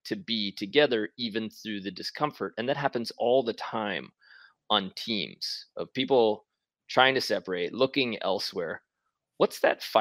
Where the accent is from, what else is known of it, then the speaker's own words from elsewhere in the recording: New York City, New York, United States; my oldest brother from New York City, right? We're from Queens